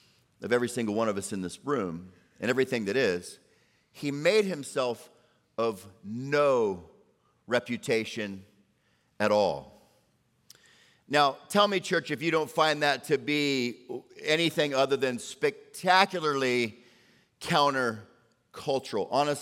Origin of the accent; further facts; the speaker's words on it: Orlando, Florida, United States; Because I grew up, right? I grew up on Sundays after church in Orlando.